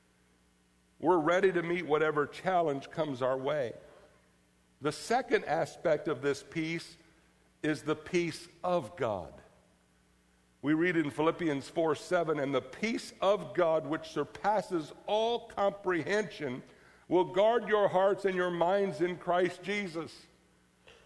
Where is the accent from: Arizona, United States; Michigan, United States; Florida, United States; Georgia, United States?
Florida, United States; growing up in Florida